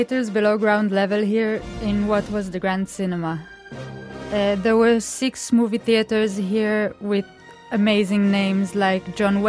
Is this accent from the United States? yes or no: no; Israel; moved away as an adult; now in London, United Kingdom; I'm an Israeli architect as well. And I'm currently a master's student at the Architectural Association in London.